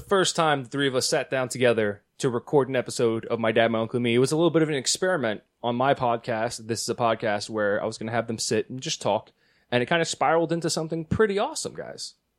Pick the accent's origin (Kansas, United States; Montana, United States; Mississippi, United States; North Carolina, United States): North Carolina, United States; born there; I was born in North Kakalaki.